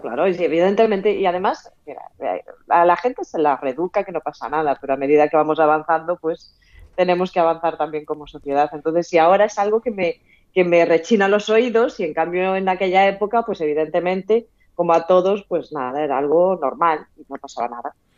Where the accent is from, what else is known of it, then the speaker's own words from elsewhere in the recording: Galicia, Spain; Como gallega